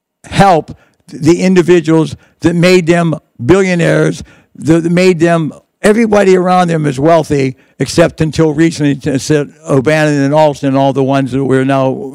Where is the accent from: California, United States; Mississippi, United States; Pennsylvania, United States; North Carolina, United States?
Pennsylvania, United States; Pittsburgh; I was Italian. I was from Pittsburgh.